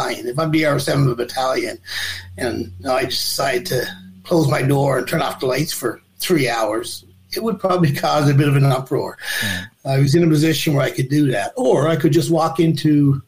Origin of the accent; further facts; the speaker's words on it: Newfoundland and Labrador, Canada; I'm a Newfoundlander.